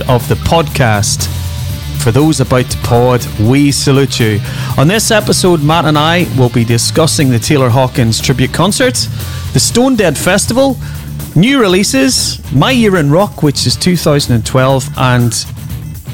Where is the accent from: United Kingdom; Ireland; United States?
Ireland; I'm Irish